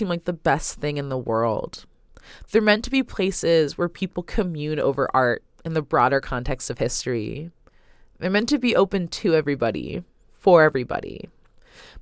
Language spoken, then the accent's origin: English; Oakland, California, United States; I'm a researcher, radio producer, and artist born and raised in Oakland, California